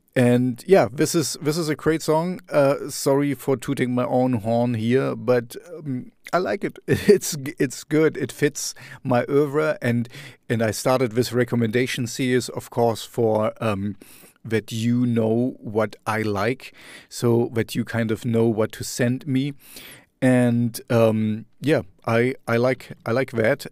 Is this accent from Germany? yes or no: yes; Germany; in my hometown